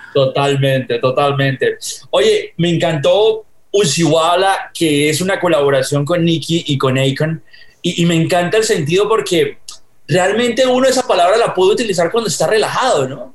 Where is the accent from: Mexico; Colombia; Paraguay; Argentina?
Colombia; now in United States; yo soy colombiano viviendo en Estados Unidos, pero cuando yo estaba en los noventas en Colombia